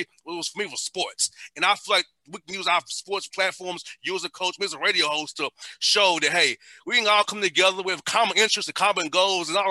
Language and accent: English; Atlanta, Georgia, United States; growing up in Atlanta, not having much, being poor